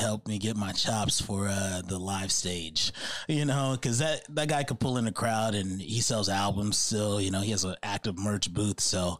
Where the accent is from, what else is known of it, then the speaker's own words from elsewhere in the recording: Chicago, Illinois, United States; also born or lived in Arizona; now in Sacramento, United States; they know I'm from Chicago